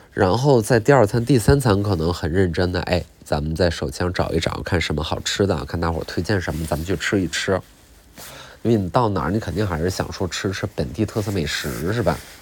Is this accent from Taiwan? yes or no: no; China; 我中国人